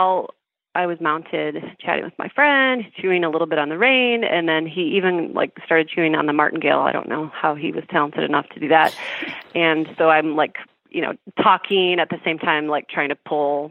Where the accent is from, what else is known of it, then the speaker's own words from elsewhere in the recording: Chicago, Illinois, United States; I'm from Chicago